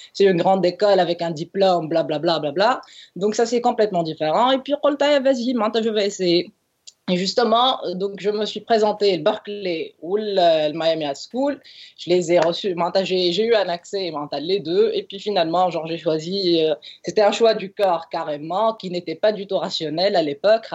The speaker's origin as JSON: {"language": "French", "country": "Tunisia", "said": "je suis tunisienne"}